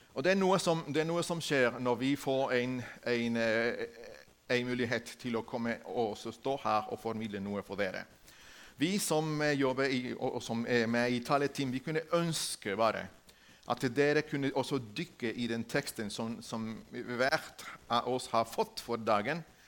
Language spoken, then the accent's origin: Norwegian; Ecuador; Norwegian is a second language; moved away as an adult; now in Norway; Jeg kommer fra Ecuador.